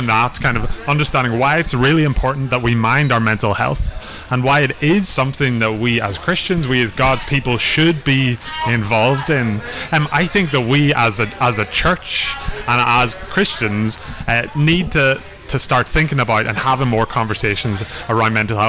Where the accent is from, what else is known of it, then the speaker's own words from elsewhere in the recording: Belfast, Northern Ireland, United Kingdom; now in Dublin, Ireland; I am from Belfast originally, but I also live in Dublin now